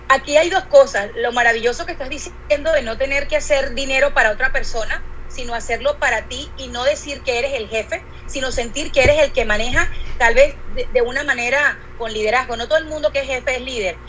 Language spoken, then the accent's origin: Spanish; Venezuela; moved away; yo vengo de Venezuela, del país donde las telenovelas recorrieron el mundo entero